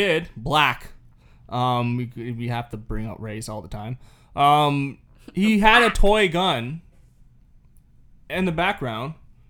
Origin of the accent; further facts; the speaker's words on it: Wales, United Kingdom; I'm from Wales.